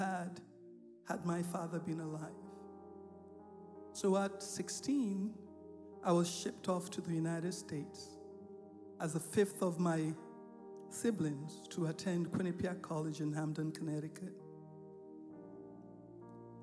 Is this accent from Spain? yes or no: no; Nigeria; I grew up in Nigeria. I was born in Nigeria.